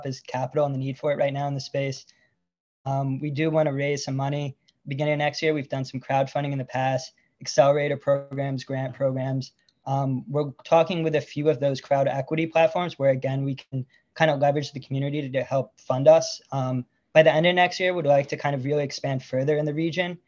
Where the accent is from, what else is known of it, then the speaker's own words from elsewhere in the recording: upstate New York, United States; moved away as an adult; also born or lived in Puerto Rico / Washington, D.C. / Florida; now in Los Angeles, United States; moving home to upstate New York